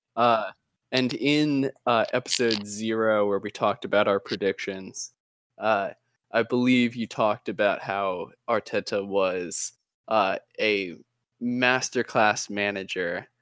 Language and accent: English; United States; as an American